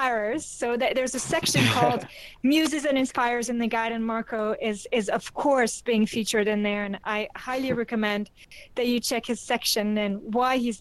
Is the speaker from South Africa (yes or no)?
yes; South Africa; I'm indigenous South African